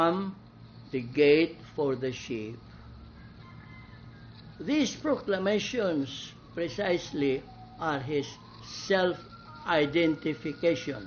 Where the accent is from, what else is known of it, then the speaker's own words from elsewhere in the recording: Balamban, Central Visayas, Philippines; my hometown of Balamban